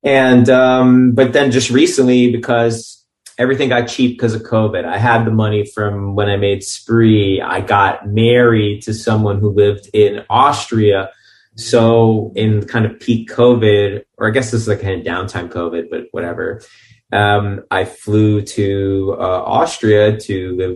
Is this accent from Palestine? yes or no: no; New York City, New York, United States; moved away as an adult; also born or lived in Long Island; now in Los Angeles, United States; I grew up in Brighton Beach till I was 11, and then moved to Long Island.